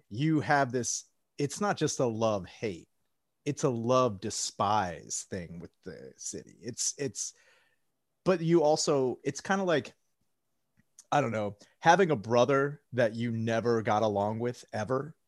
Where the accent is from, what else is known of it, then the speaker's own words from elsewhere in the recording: outside Valley Forge, Pennsylvania, United States; moved away as an adult; also born or lived in South Philadelphia; I grew up outside of Valley Forge